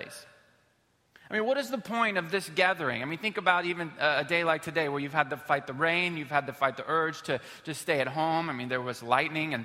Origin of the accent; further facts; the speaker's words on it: Houston, Texas, United States; we're from Houston, Texas